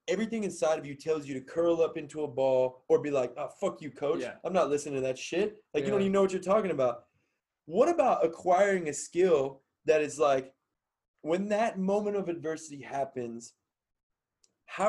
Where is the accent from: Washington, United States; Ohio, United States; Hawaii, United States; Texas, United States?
Ohio, United States; Cincinnati; moved away as an adult; Growing up in Cincinnati – it's funny because, like, my family is Pittsburgh people